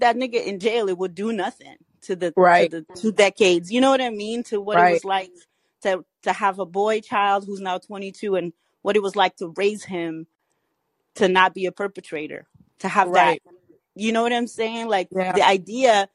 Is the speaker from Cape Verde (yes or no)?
yes; Cape Verde; moved away; I'm Cabo Verdean